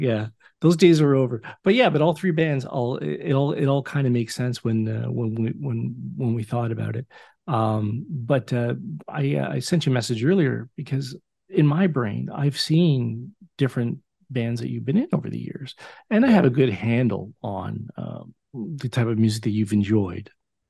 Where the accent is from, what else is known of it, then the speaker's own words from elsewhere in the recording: Oshawa, Ontario, Canada; I need you to be the cheerleader that I've known for 29 years since the early days of us growing up in Oshawa.